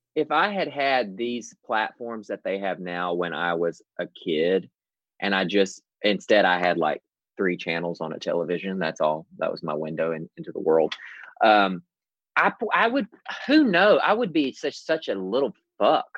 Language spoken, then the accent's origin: English; the South, United States; born or raised there